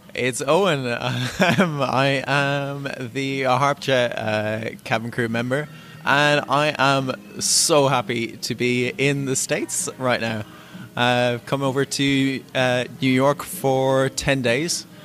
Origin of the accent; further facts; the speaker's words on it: Norwich, East of England, United Kingdom; I'm from Norwich